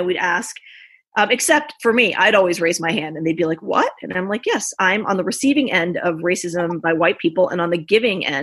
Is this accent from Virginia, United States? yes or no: yes; Richmond, Virginia, United States; I grew up in Richmond, Virginia, born and raised